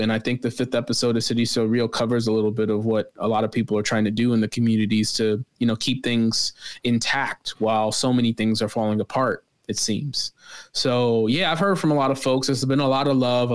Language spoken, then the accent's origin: English; Chicago, Illinois, United States; I'm a Chicagoan through and through